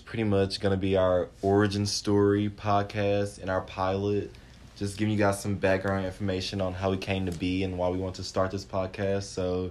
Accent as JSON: {"language": "English", "town": "Clinton", "region": "Mississippi", "country": "United States", "moved": "as an adult", "lives_now": "Starkville, United States", "said": "So I'm from Clinton, Mississippi, and it's about 2.5 hours away from Starkville"}